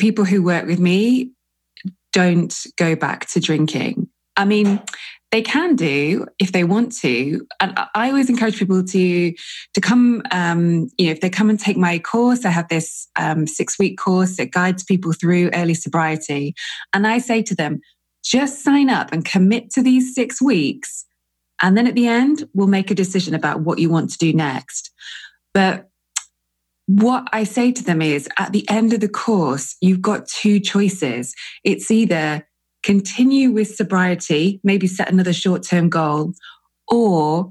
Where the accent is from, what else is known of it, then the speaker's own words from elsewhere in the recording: England, United Kingdom; I'm English as well